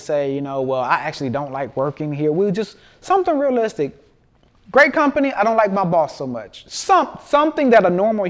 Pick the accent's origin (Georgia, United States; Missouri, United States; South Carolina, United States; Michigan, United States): Michigan, United States; also born or lived in Houston; and actually both of us were from Michigan. I was born in Houston, but I was coming back from Michigan.